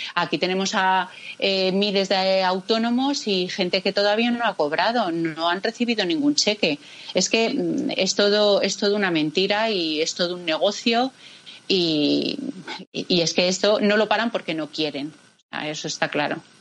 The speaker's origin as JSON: {"language": "Spanish", "country": "Spain", "said": "somos españoles"}